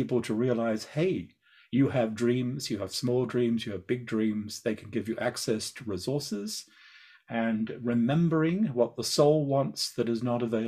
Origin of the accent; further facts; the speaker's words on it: Australia; So, you know, I'm an Australian. I mean, we're outdoor people